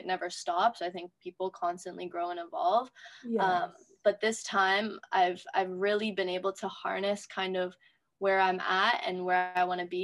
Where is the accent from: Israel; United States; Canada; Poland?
Canada; Toronto, Ontario; I'm from Toronto.